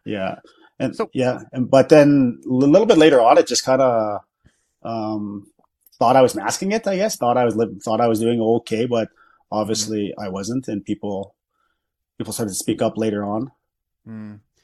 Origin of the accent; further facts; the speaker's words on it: Battleford, Saskatchewan, Canada; I'm from the Battleford area, okay. so that's where I grew up